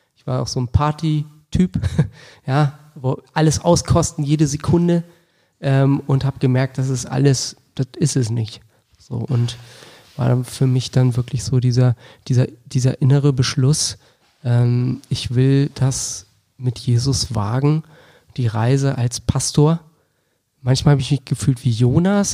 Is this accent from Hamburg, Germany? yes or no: no; Wolfsburg, Lower Saxony, Germany; Ich bin in Wolfsburg groß geworden